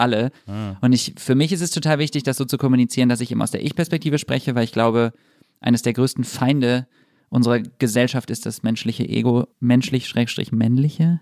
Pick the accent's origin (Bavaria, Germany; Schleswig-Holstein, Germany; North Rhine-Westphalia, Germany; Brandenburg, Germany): North Rhine-Westphalia, Germany; Düsseldorf; Ich bin in Düsseldorf aufgewachsen.